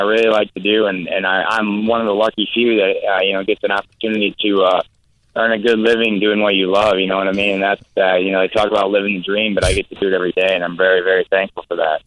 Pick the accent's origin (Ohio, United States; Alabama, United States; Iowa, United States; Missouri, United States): Iowa, United States; also born or lived in Tampa, Florida; I'm from Iowa, man. I grew up in the Midwest. Uh, I still live there